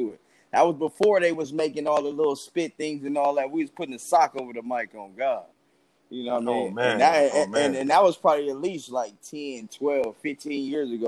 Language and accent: English; Compton, California, United States; I was born up in Bompton